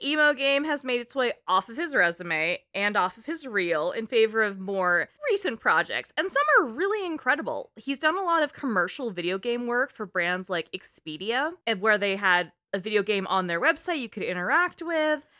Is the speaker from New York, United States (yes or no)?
no; East Bay, California, United States; I grew up in the East Bay